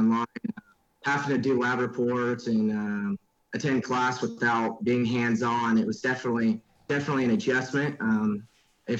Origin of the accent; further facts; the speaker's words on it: Andale, Kansas, United States; from Andel, Kansas, a little town outside of Wichita, about 15 minutes